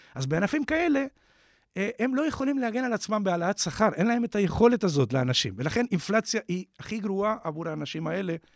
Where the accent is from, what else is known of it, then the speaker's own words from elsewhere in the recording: Uruguay; Hebrew is a second language; now in Israel; כמו ששומעים במבטא, נולדתי באורוגוואי.